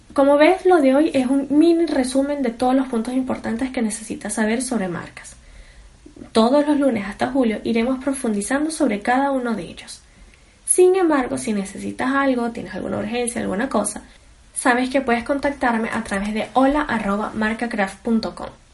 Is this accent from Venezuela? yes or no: yes; Venezuela; soy venezolana